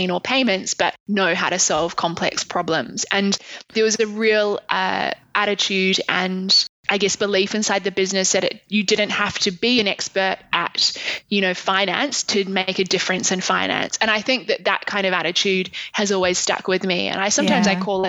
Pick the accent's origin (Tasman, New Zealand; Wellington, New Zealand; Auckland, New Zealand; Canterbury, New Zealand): Canterbury, New Zealand; Christchurch; moved away as an adult; also born or lived in Dunedin, New Zealand / London, United Kingdom; now in Sydney, Australia; I grew up in a city called Christchurch, which is in the South Island. And I lived there until I was 18